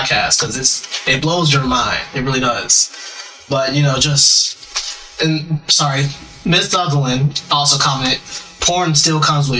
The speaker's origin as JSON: {"language": "English", "town": "Cincinnati", "region": "Ohio", "country": "United States", "said": "I'm from Cincinnati."}